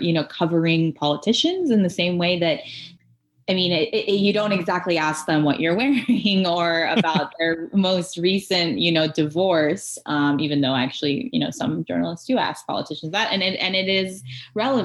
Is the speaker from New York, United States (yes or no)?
no; Orange County, California, United States; moved away as an adult; also born or lived in Iran / Torrance, California / San Francisco; now in Columbus, United States; I originally moved to Southern California, more specifically Torrance, Redondo Beach area, for anyone who knows where that is. And then I grew up in Orange County